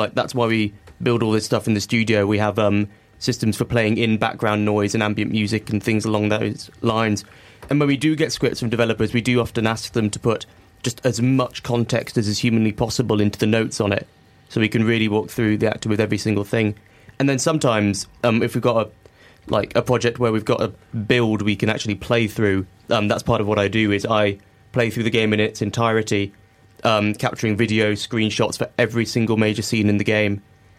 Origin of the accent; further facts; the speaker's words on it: Singapore; also born or lived in Hong Kong; Well, okay, so I grew up in Singapore and Hong Kong